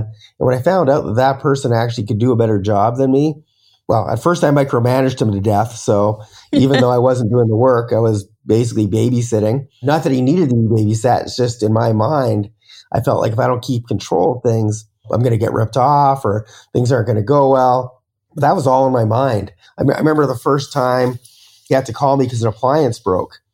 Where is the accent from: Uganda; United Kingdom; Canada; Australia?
Canada; moved away as an adult; also born or lived in Las Vegas, United States; now in Bali, Indonesia; I'm Canadian